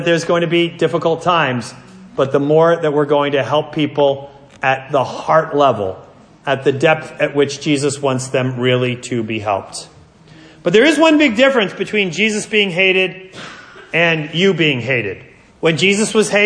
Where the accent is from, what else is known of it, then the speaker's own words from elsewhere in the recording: New Jersey, United States; I'm from New Jersey